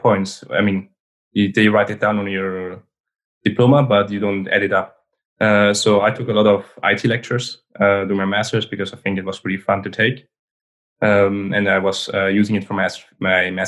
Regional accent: Switzerland; I'm born in Switzerland. I grew up in Switzerland and I studied in Switzerland.

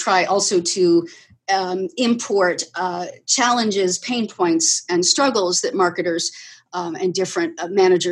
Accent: Aruba; moved away; I was born in Aruba and had a really story-like childhood there. I will say, growing up on a desert island is a lot of fun.

